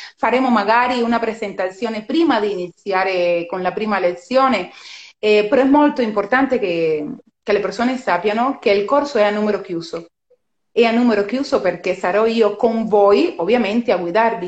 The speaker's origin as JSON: {"language": "Italian", "country": "Cuba", "tie": "born or raised there", "second_language": "Italian", "moved": "as an adult", "lives_now": "Italy", "said": "sono cubana di, di nascita, sono cubana di nascita anche se vivo in Italia da 16 anni"}